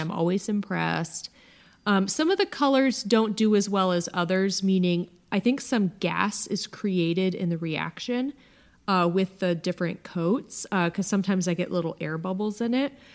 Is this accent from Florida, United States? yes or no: no; Akron, Ohio, United States; also born or lived in California; now in Dallas, United States; my hometown of Akron